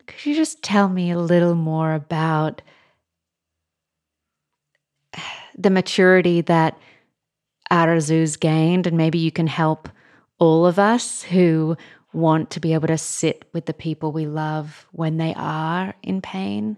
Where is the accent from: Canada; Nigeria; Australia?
Australia; as an Australian